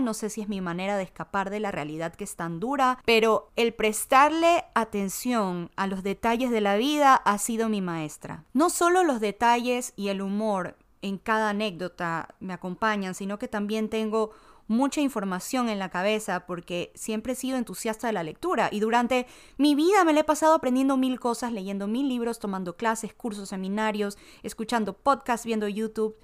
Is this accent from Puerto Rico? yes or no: no; Ecuador; now in United States; Soy ecuatoriana, pero vivo en Estados Unidos porque mi familia decidió hace como unos 17 años atrás buscar el sueño americano